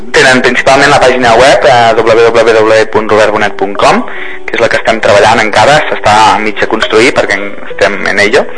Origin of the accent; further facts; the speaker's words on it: Lleida, Catalonia, Spain; soc de Lleida